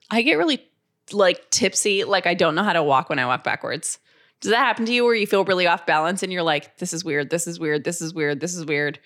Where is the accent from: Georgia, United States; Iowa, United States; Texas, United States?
Georgia, United States; I'm from Georgia